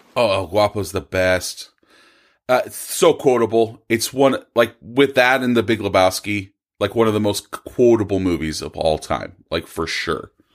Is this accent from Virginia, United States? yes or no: no; Bakersfield, California, United States; I am also from Bakersfield.